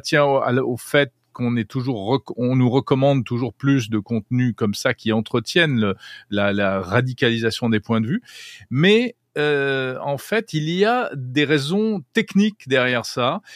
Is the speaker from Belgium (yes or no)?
no; France; chez nous en France